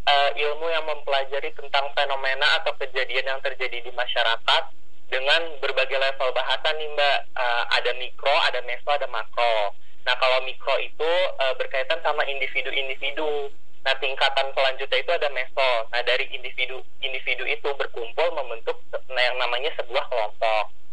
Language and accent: Indonesian; Cirebon, West Java, Indonesia; Saya asalnya dari Cirebon Jawa Barat.